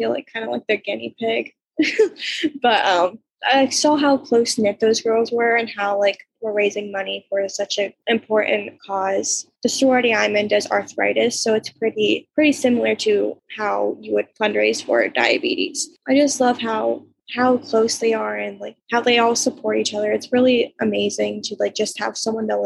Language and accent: English; Milton, Pennsylvania, United States; I'm from Milton, Pennsylvania. It's a small little town.